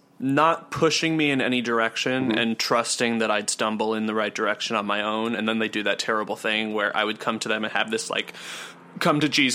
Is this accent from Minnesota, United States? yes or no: yes; Minnesota, United States; the suburb that we grew up in Minnesota was like extraordinarily affluent